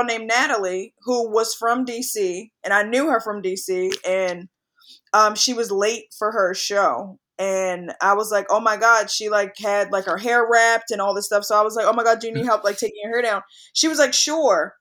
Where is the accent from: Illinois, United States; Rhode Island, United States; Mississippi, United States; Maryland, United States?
Maryland, United States; Baltimore; moved away as an adult; now in New York City, United States; I'm originally from Baltimore, Maryland, born and raised, and I am now located in New York, New York